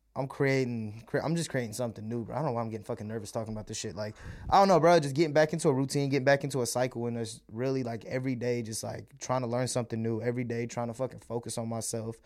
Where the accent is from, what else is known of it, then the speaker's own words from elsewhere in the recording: United States; first language Malayalam; English is a second language; also born or lived in India; I was born out there, but I was raised in America, spent all my life out here. I'm American